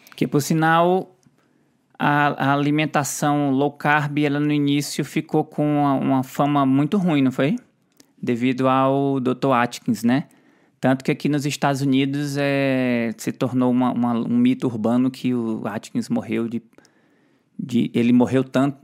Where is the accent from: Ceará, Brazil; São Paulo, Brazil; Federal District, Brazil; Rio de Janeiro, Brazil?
Ceará, Brazil; eu sou do Ceará, eu falo quieto